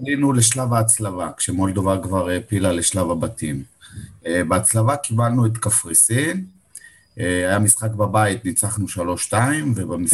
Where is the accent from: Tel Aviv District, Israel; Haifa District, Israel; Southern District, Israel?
Southern District, Israel; Beersheba; now in Givolim, Israel; אני באר שבעי במקור, גדלתי בבאר שבע, גרתי בעיר עד